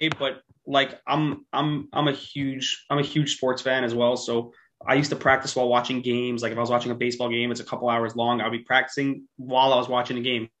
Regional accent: New York City, New York, United States; I'm from Queens, New York. Grew up there, still live there

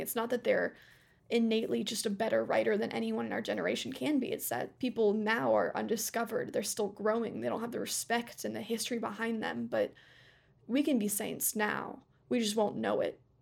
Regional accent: United States; I'm American

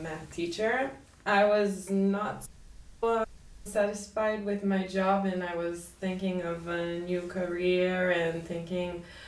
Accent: Israel; moved away as an adult; I grew up in Israel my whole life.

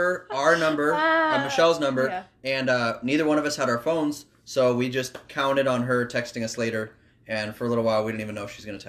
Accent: Omaha, Nebraska, United States; I'm from Omaha, Nebraska. Me and my wife have been married 4 years

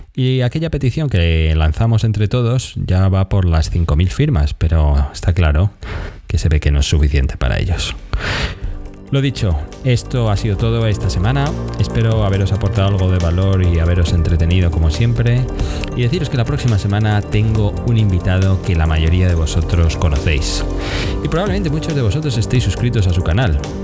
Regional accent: Argentina; soy de Argentina

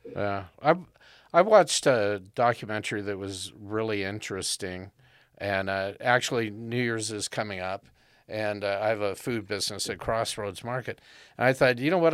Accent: Southern California, United States; growing up in Southern California

